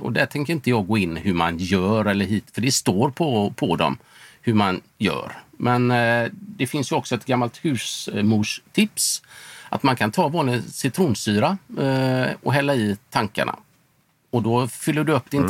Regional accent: Sweden; Hemma i Sverige

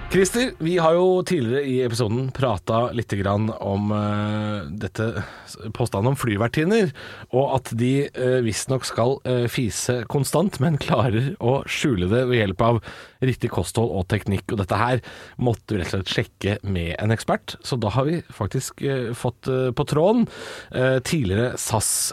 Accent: Drammen, Buskerud, Norway; moved away; hjem til min hjemby. Vi skal til Drammen

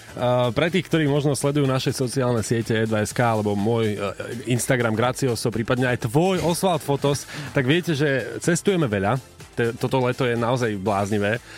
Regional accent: Slovakia; sme zo Slovenska

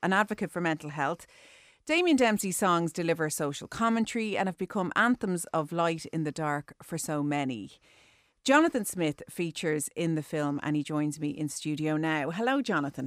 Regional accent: Ireland; as Irish people

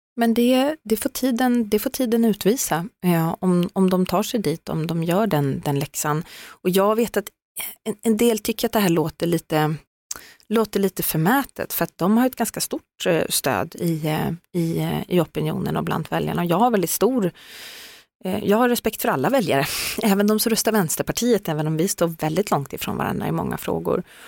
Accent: Skövde, Västra Götaland, Sweden; Jag är från Skövde

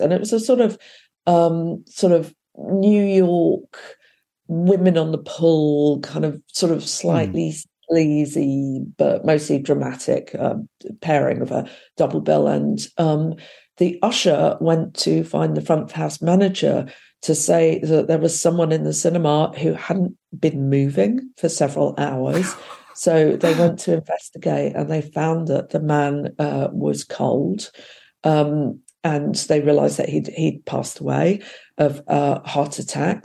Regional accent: West Sussex, South East England, United Kingdom; I was up from my hometown in West Sussex

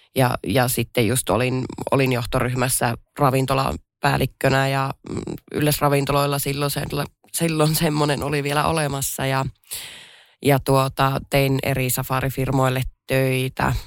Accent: Pello, Lapland, Finland; olen Lapista pellosta kotoisin

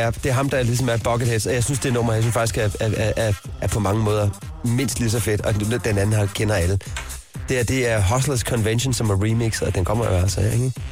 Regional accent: Southern Denmark, Denmark; Jeg kommer fra Fyn

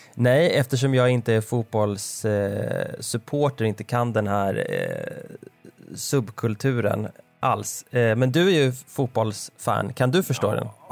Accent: Nora, Örebro County, Sweden; Stadsskogsvägen 17B i Nora där jag växte upp

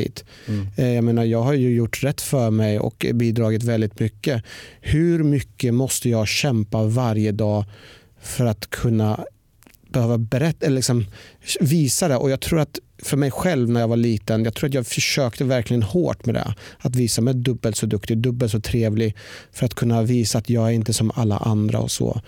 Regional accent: Norrköping, Östergötland, Sweden; jag har ju växt upp igen eh, i Norrköping

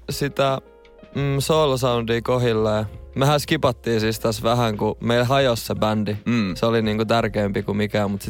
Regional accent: Kaarina, Southwest Finland, Finland; also born or lived in Turku; now in Helsinki, Finland; tai tyksiin syntynyt, mutta siellä mä oon kasvanut siellä Littoisissa.

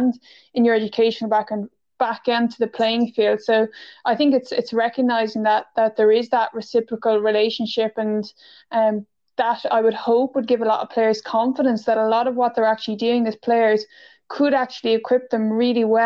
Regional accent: Gaultier, County Waterford, Ireland; growing up in the club that I grew up with in Galtier and have played for

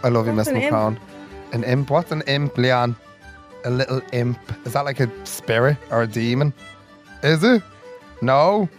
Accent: Ireland; Oh, I love that we're Irish since we're out of the womb.

